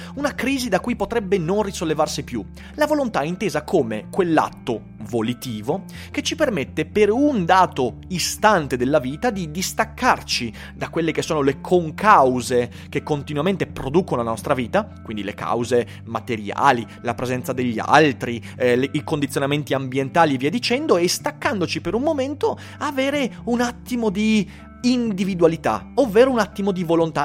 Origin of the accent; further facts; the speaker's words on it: Vicenza, Veneto, Italy; sono vicentino